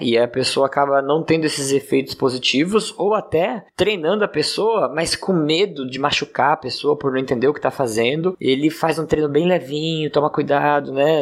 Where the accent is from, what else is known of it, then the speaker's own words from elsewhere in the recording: Praia Grande, São Paulo, Brazil; sou aqui de Praia Grande, São Paulo